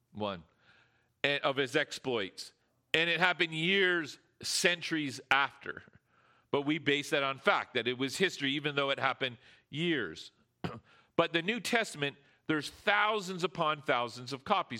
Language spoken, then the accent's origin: English; Canada; we're Canadian